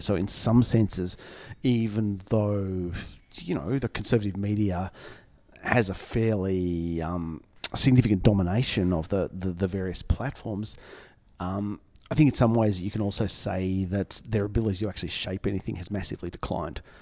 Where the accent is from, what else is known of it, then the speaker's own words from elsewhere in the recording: Melbourne, Victoria, Australia; I'm from Melbourne